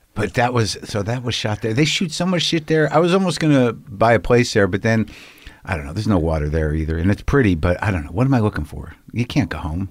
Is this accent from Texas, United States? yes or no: no; Albuquerque, New Mexico, United States; I grew up in New Mexico.